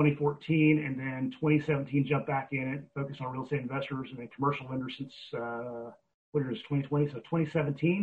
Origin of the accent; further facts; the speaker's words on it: Oklahoma, United States; I'm from Oklahoma